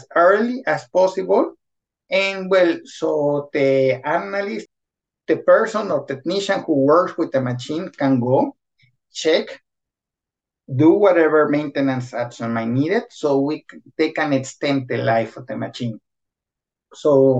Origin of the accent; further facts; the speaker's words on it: Guadalajara, Jalisco, Mexico; moved away as an adult; also born or lived in Querétaro, Mexico; now in Sweden; I'm originally from Guadalajara, where I study mechatronics